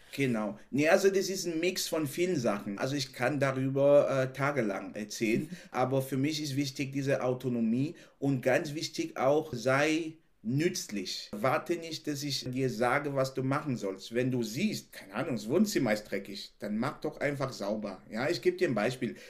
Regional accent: Cameroon; German is a second language; moved away as an adult; now in Germany; ich bin in Kamerun aufgewachsen, habe da eine sehr glückliche Kindheit gehabt

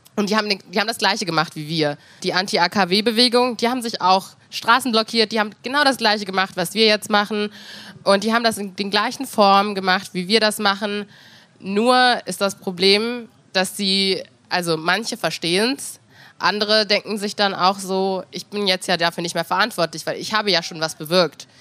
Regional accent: Hanover, Lower Saxony, Germany; wenn ich aus Hannover beantworte

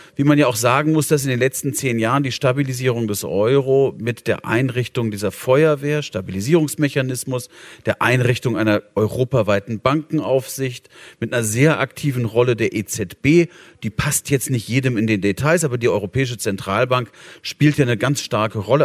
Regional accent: Bonn, North Rhine-Westphalia, Germany; meiner Heimatstadt, Bonn

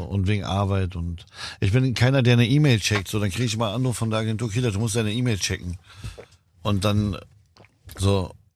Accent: Berlin, Germany; also born or lived in Lebanon; bei uns in Kreuzberg

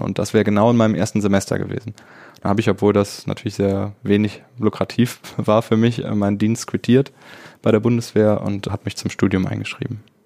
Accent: Dormagen, North Rhine-Westphalia, Germany; now in Cologne, Germany; ich bin ja in Dormagen groß geworden, aber lebe jetzt schon seit einigen Jahren in Köln

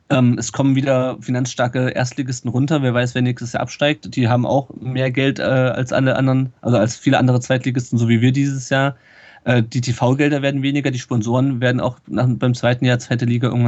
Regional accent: Berlin, Germany; ich bin selber auch Berliner

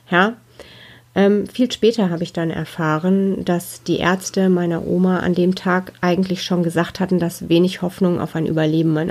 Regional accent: North Rhine-Westphalia, Germany; Ja, ich bin im Ruhrgebiet geboren. Da wohne ich auch heute noch, mitten im schönen Ruhrpott sozusagen.

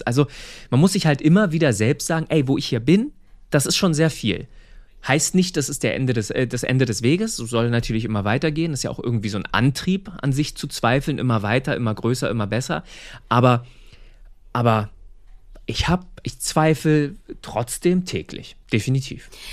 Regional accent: Seehausen, Saxony-Anhalt, Germany; moved away as an adult; also born or lived in Cologne; ich komme ursprünglich aus Sachsen-Anhalt, aus einem ganz kleinen Ort, Seehausen heißt

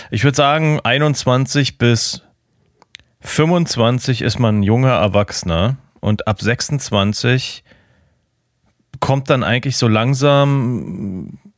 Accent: Germany; aber ich als Piefke war nur so, ja, ich will irgendwas mit Autos machen

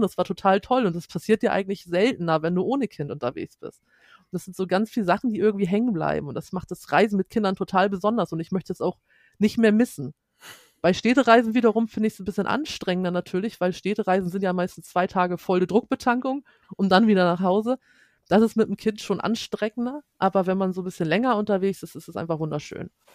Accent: Schleswig-Holstein, Germany; wir kommen aus Schleswig-Holstein

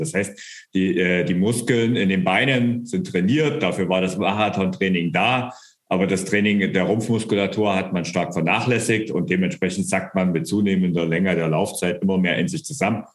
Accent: Bavaria, Germany; bei uns in Bayern

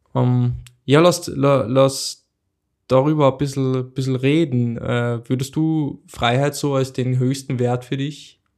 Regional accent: Carinthia, Austria; ich bin in Kärnten aufgewachsen

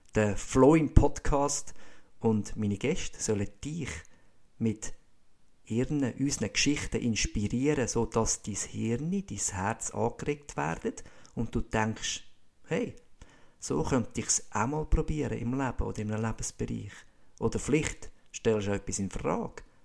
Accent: Ibach, Schwyz, Switzerland; also born or lived in Stams, Austria; Aufgewachsen bin ich in Ibach, bei Schweiz, und habe da dürfen glückliche, spielende Kindheit erleben.

